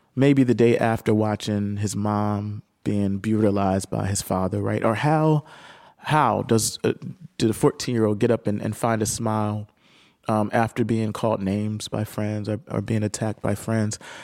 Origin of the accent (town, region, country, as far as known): Camden, New Jersey, United States; moved away